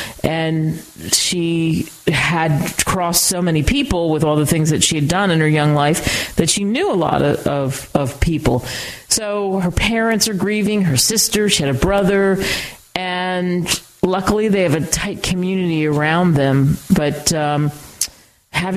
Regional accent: outside of Philadelphia, Pennsylvania, United States; I grew up outside of Philly

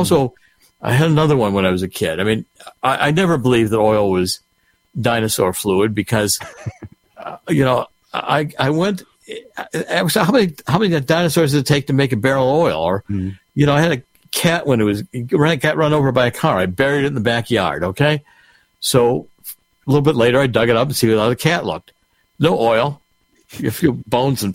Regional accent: Cleveland, Ohio, United States; I was raised in Cleveland

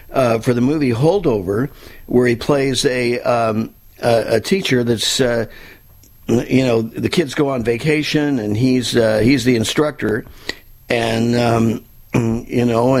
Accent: Southern California, United States; now in South Florida, United States; I was born and raised in Southern California

